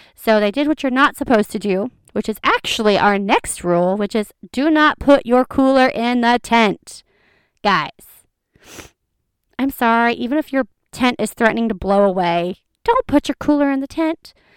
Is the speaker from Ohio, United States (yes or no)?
yes; Ohio, United States; we're from Ohio